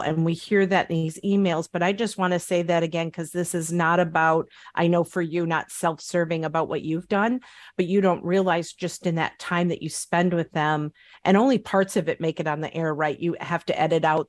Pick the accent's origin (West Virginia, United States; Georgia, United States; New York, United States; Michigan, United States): Michigan, United States; Upper Peninsula of; I'm from the Upper Peninsula of Michigan. It's very rural.